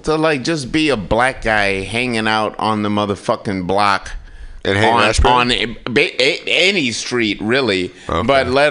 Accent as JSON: {"language": "English", "town": "Kalamazoo", "region": "Michigan", "country": "United States", "moved": "yes", "said": "I'm from Kalamazoo, Michigan."}